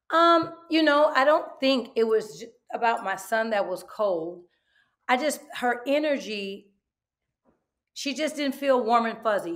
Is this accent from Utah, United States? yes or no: no; Oakland, California, United States; I am from East Oakland, ninetieth and Holloway